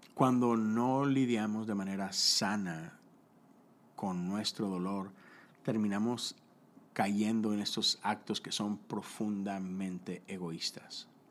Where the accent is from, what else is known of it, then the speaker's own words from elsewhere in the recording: Mexico; yo soy de México, yo crecí eh, en, esos años donde de repente el narco empezó a invadir el mundo